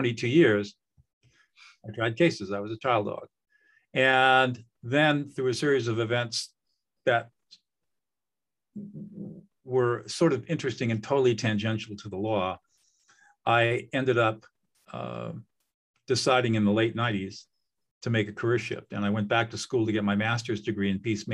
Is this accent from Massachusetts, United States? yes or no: no; Southern California, United States; I grew up in Southern California in affluence.